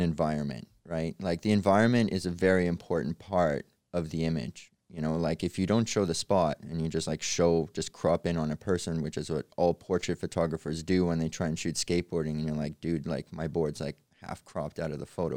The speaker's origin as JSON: {"language": "English", "country": "Canada", "tie": "born or raised there", "also_born_or_lived": "Odessa, Ukraine", "said": "I was born in Odessa, Ukraine, and we moved to Canada when I was six"}